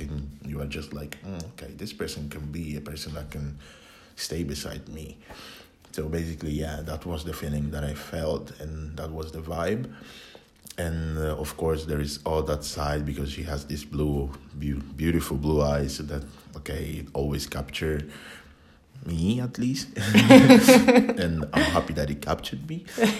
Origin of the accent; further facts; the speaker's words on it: Italy; also born or lived in Ghana; now in Finland; I was born in Italy from Ghanaian parents, so born and raised in Italy.